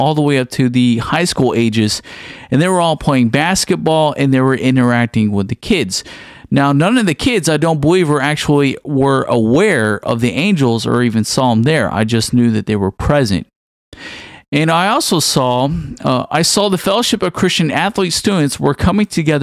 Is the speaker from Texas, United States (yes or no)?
yes; Houston, Texas, United States; I was actually back home in my hometown community in the outskirts of Houston, Texas